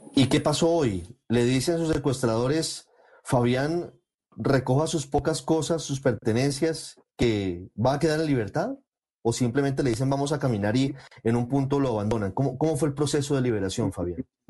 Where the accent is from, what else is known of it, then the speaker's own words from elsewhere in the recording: Colombia; todos somos colombianos